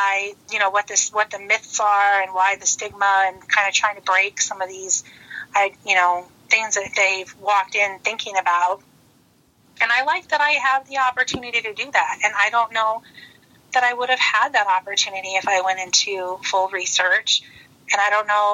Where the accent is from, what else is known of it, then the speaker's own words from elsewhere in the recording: Illinois, United States; moved away as an adult; also born or lived in El Paso, Texas; I'm originally from Illinois